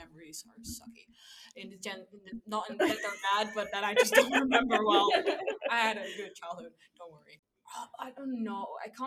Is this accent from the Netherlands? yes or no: yes; Amsterdam, North Holland, Netherlands; I am from Amsterdam. I grew up in Amsterdam